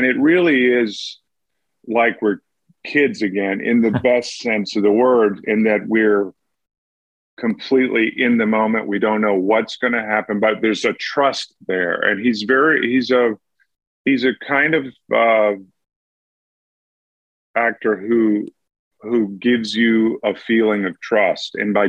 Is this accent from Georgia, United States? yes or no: yes; Georgia, United States; Well, I was raised in the Southern Baptist Church, but I think I was raised on a farm too.